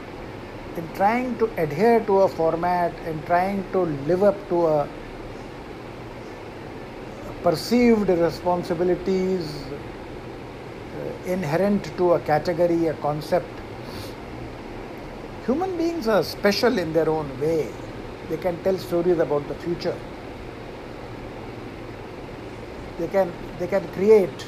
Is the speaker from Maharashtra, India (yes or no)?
yes; Maharashtra, India; also born or lived in Thane; I am also a Maharashtrian staying in Maharashtra